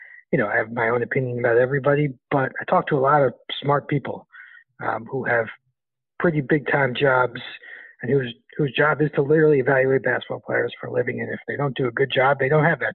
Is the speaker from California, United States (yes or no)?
no; New York, United States; I'm from New York